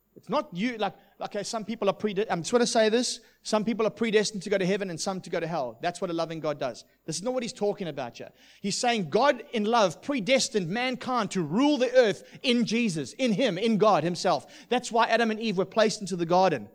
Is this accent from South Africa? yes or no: yes; South Africa; also born or lived in United Kingdom; now in Australia; what I grew up with in South Africa.